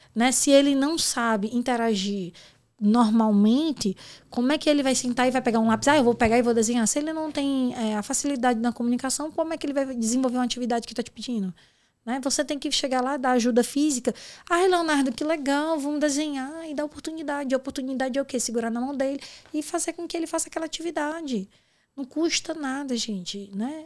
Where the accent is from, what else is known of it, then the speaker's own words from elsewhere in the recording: Ceará, Brazil; moved away; eu sou cearense, você sabe que cearense não tem papo na língua